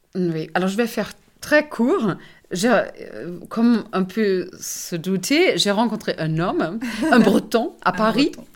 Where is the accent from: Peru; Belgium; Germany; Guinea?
Germany; first language German; French is a second language; moved away as an adult; now in France; je suis allemande